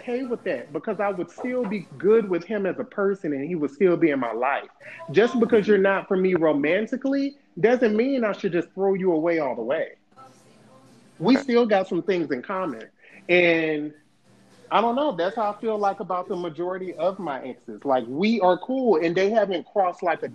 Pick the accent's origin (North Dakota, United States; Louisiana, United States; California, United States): Louisiana, United States; also born or lived in Mobile, Alabama; now in San Diego, United States; I'm originally from Louisiana. That was even countryer than Mobile, and then I moved there.